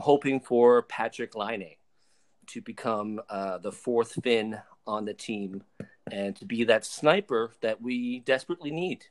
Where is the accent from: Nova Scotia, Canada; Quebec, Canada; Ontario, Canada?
Nova Scotia, Canada; Sydney River; moved away as an adult; also born or lived in Fredericton / Alberta; I am originally from Cape Breton, uh, Sydney River, Cape Breton.